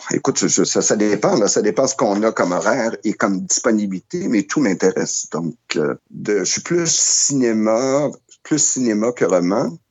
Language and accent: French; Montreal, Quebec, Canada; je suis un Montréalais de naissance et de, de, de, de, vie, mais depuis que j'habite ici